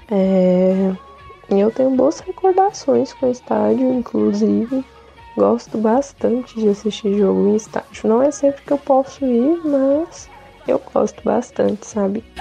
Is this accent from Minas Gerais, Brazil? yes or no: yes; Minas Gerais, Brazil; Eu sou de Minas Gerais.